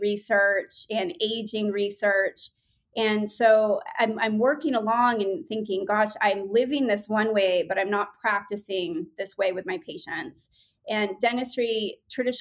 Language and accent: English; New England, United States; I grew up in New England and I was always an art kid